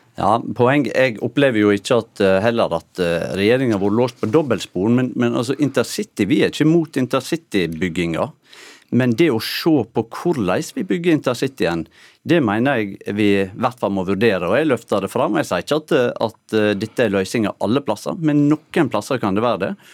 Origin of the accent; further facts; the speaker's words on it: Norway; du hører på dialekten min at jeg er oppvoksen tett opp mot sunnmørsgrensa